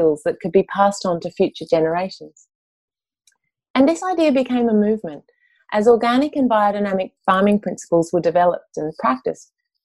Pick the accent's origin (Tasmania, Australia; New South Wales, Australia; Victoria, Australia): New South Wales, Australia; Mullumbimby; I was managing a detox centre in my hometown, Mullumbimby, in the Northern Rivers of New South Wales